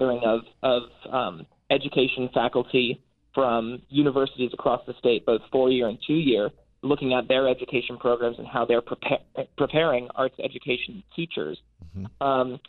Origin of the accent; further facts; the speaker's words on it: Ohio, United States; also born or lived in Nashville, Tennessee; now in Maryland, United States; I'm from Ohio originally, but I did my bachelor's at Vanderbilt in Nashville, Tennessee, but have found my way to Maryland